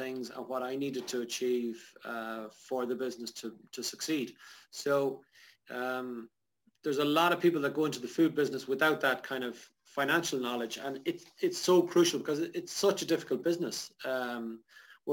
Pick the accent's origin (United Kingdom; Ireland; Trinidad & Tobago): Ireland; Sligo, Connacht; also born or lived in Dublin; ended up back in Sligo, my hometown.